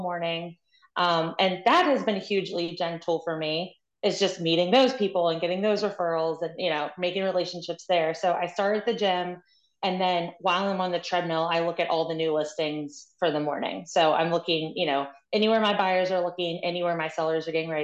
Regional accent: West Virginia, United States; now in Maryland, United States; I'm originally from West Virginia

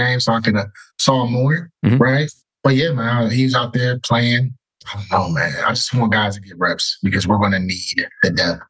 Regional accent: Ohio, United States; I'm from Ohio.

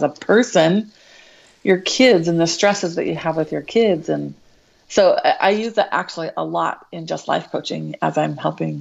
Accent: Show Low, Arizona, United States; moved away as an adult; now in Gilbert, United States; I grew up in Sholo, so small town up north

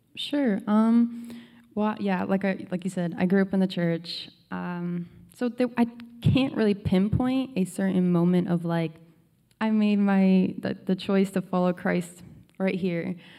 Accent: Connecticut, United States; now in Virginia, United States; we lived in Connecticut all our lives, ever since I was born

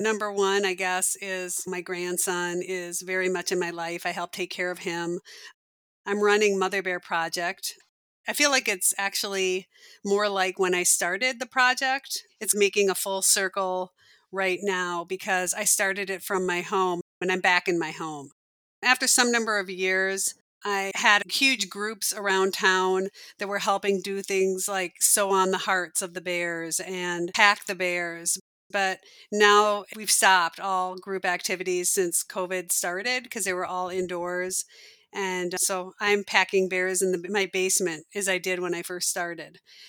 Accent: Omaha, Nebraska, United States; also born or lived in Seattle; now in Minneapolis, United States; I was born in Minneapolis and spent a good part of my childhood in Omaha, of all places, Omaha, Nebraska.

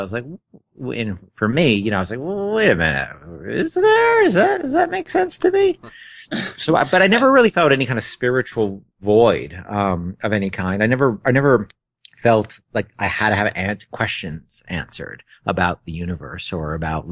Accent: Northern New Jersey, United States; also born or lived in New York City; I was born in New York City, and I grew up, and a year or so later, I moved to New Jersey

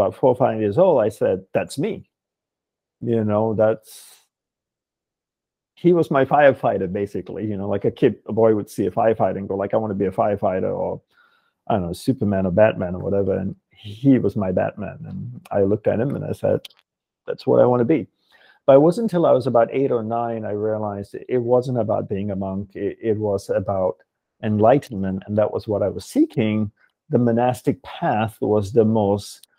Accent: Malaysia; also born or lived in Perth, Australia / Hawaii, United States; now in United States; I was born in Malaysia. I moved to Australia, to Perth, where I went to high school and university

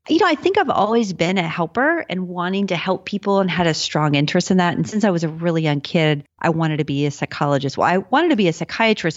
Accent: Texas, United States; I grew up in Texas and, you know, my parents lived in the t-, city, San Antonio

